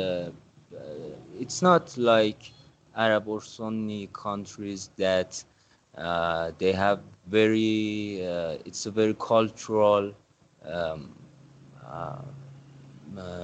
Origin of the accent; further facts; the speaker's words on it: Iran; I raised in a middle class family in Iran